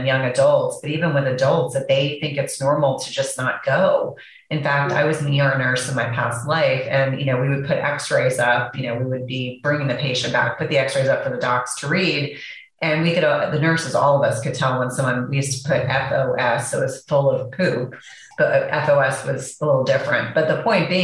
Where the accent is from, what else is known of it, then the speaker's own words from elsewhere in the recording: New Jersey, United States; I know we grew up in the same area of New Jersey